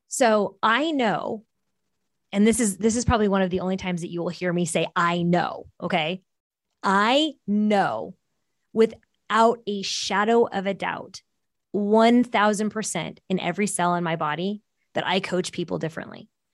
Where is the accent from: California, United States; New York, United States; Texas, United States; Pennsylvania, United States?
California, United States; Bay Area, Silicon Valley; first language Portuguese; English is a second language; grew up in the Bay Area in the Silicon Valley